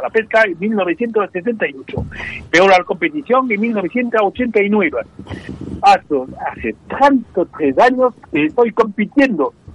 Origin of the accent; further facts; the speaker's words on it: France; Spanish is a second language; Yo nací en el campo y fui en mi juventud campesino. Y, yo hablo perfectamente el dialecto de la gente campesina de Francia.